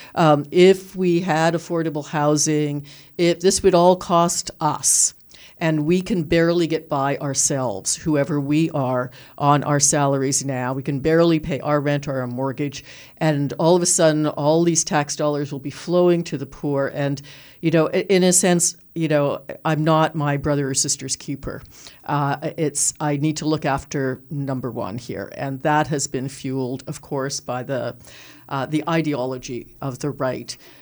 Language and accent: English; Toronto, Ontario, Canada; I grew up in Toronto, and you know, was on social assistance as a teenager